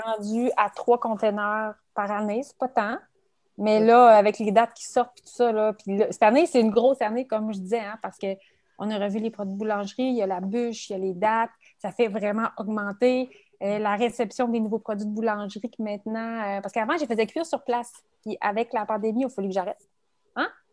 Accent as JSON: {"language": "French", "region": "Quebec City region", "country": "Canada", "said": "je suis, de la région de Québec, je suis de la région de la capitale nationale."}